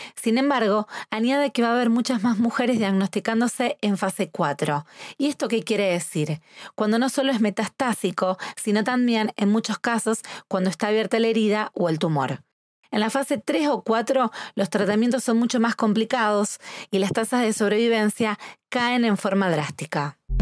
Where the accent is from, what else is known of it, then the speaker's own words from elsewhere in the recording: Rosario, Santa Fe, Argentina; soy argentina